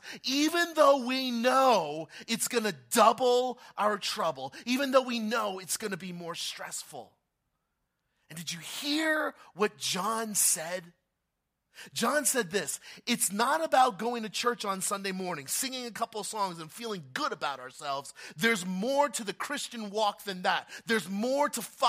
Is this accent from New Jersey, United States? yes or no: yes; New Jersey, United States; I've been born and raised in Jersey all my life